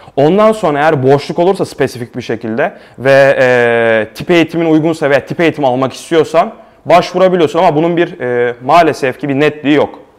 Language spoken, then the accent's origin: Turkish; Istanbul, Turkey; moved away as an adult; now in Prague, Czech Republic; ben İstanbul'da doğup büyüdüm